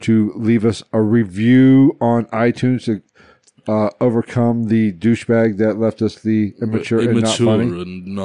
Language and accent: English; Charleston, West Virginia, United States; moved away; I'm from West Virginia. Charleston, I was born in Charleston, West Virginia.